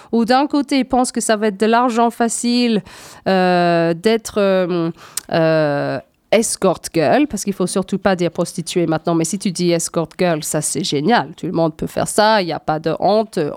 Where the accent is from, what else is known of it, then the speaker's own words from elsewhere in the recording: Scotland, United Kingdom; born there; 70% des jeunes femmes en Écosse, c'est mon pays natal, donc forcément ça, ça m'intéresse